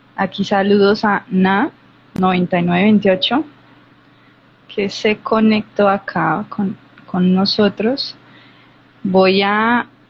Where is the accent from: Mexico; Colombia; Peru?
Colombia; yo soy de Colombia